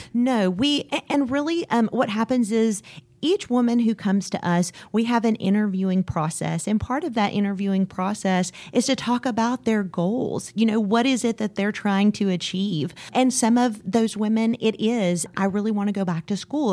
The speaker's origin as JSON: {"language": "English", "town": "Waco", "region": "Texas", "country": "United States", "tie": "born or raised there", "said": "I grew up here in Waco"}